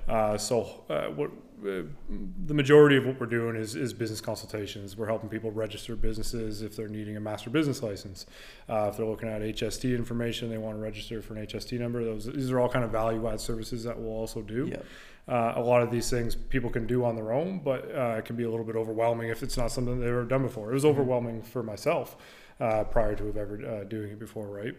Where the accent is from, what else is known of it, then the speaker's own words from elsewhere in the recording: Chatham-Kent, Ontario, Canada; also born or lived in Amherstburg, Ontario; Moved to Chatham when I was young, like two. Uh, spent most of my time in Chatham growing up through grade eight